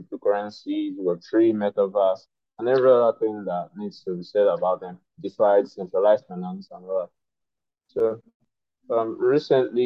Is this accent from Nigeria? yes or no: yes; Nigeria; I'm an African and I'm Nigerian